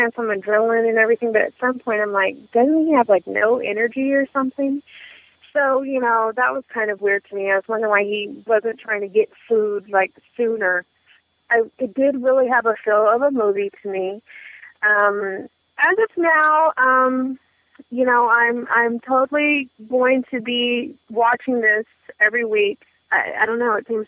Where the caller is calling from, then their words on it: Oakland, California, United States; I'm calling you from Northern California. I actually reside in Oakland.